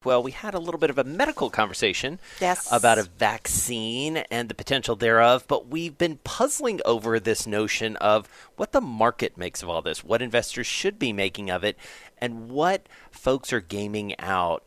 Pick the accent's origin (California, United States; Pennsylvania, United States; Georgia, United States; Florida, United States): Georgia, United States; Atlanta; moved away; my hometown of Atlanta